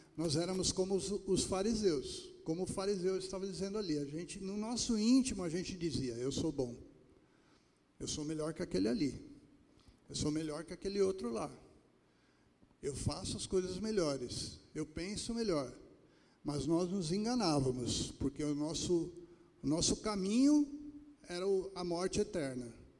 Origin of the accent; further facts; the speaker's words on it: Pernambuco, Brazil; moved away; eu que sou lá de Pernambuco